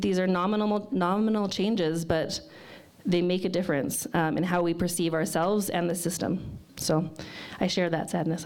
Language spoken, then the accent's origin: English; Fort McMurray, Alberta, Canada; moved away as an adult; now in Lethbridge, Canada; I'm from Fort McMurray originally